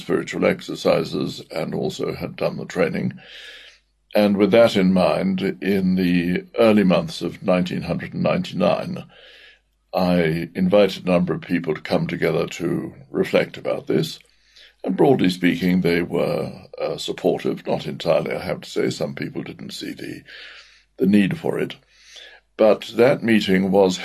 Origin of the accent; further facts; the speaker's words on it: Cape Town, Western Cape, South Africa; moved away as an adult; also born or lived in Grahamstown, South Africa / Scotland; now in United Kingdom; I am in fact South African born. I was born in Cape Town and went to school at St. Aidan's College in Grahamstown